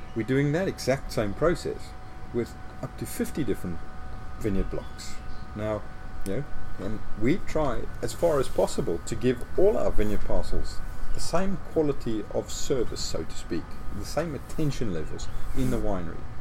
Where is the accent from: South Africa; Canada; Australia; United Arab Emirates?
South Africa; just outside of Johannesburg, Gauteng; now in Stellenbosch, South Africa; I grew up just outside of Johannesburg and went to school in Johannesburg